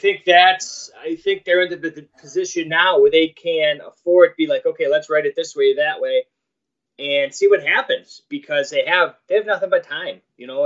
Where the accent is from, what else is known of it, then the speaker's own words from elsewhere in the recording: New York, United States; I'm from New York.